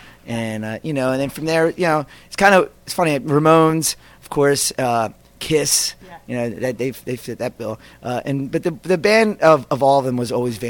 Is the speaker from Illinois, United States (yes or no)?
no; outside of Philadelphia, Pennsylvania, United States; also born or lived in Queens, New York; I was raised outside of Philly